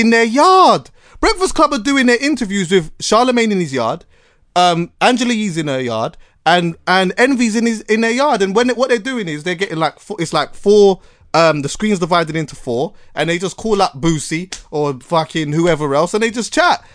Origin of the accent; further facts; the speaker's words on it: Jamaica; as a Jamaican